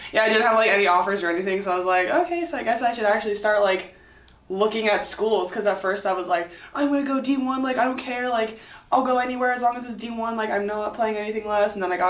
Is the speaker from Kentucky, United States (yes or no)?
no; Simi Valley, California, United States; Okay, so I'm from Simi Valley, and I went to school in Mission Hills, which is like 20 minutes away, at Bishop Alemany.